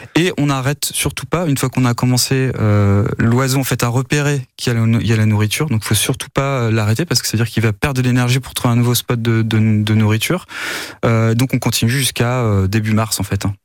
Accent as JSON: {"language": "French", "region": "Normandy", "country": "France", "said": "chez nous en Normandie"}